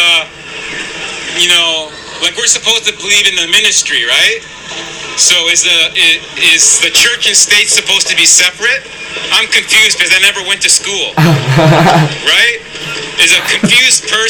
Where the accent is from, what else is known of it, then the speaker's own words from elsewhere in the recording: Yorkshire and the Humber, United Kingdom; also born or lived in Toronto; now in Waterloo, Canada; I'm from Humberside.